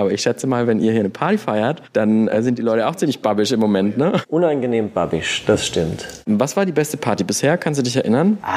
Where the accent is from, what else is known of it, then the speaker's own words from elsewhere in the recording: Mainz, Rhineland-Palatinate, Germany; Nee, von außerhalb. Bin in Bretzenheim aufgewachsen.